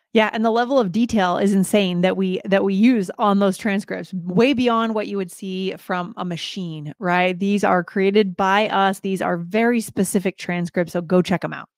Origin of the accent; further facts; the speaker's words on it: New England, United States; I grew up in New England